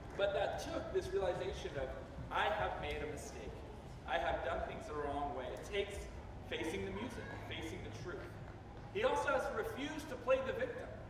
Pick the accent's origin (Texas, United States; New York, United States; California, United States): Texas, United States; Fort Worth; moved away; I grew up in Fort Worth, Texas